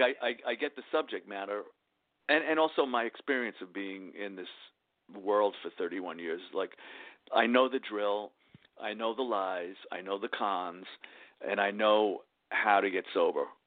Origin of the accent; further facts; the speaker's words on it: New York City, New York, United States; also born or lived in Queens; I grew up in the Bronx, but we moved to Queens